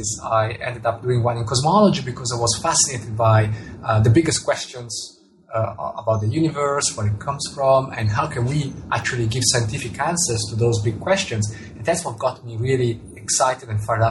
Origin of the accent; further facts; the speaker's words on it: Italian-speaking part of Switzerland, Ticino, Switzerland; first language Italian; English is a second language; moved away as an adult; also born or lived in Zurich; I was born and grew up in the Italian-speaking part of Switzerland